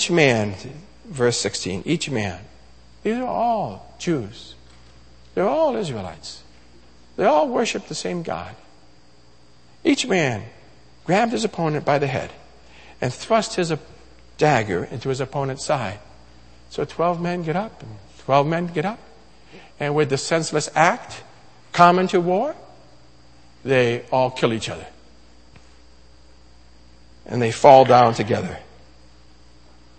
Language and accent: English; Massachusetts, United States; also born or lived in Oklahoma / Washington, D.C. / Philadelphia; I was raised in the Northeast here, you know, Massachusetts